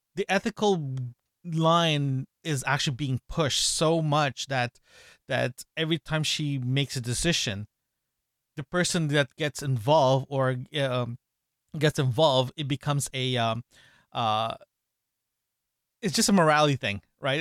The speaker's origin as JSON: {"language": "English", "country": "Canada", "said": "we're from Canada, we're Canadians"}